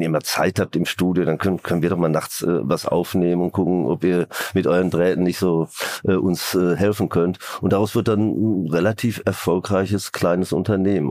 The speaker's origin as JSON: {"language": "German", "town": "Hagen", "region": "North Rhine-Westphalia", "country": "Germany", "tie": "born or raised there", "said": "angefangen in meiner Heimatstadt Hagen als Musiker mit einem Schallplattenvertrag"}